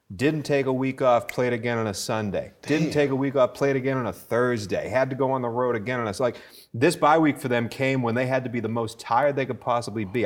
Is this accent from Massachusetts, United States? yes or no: yes; Boston, Massachusetts, United States; I'm from Boston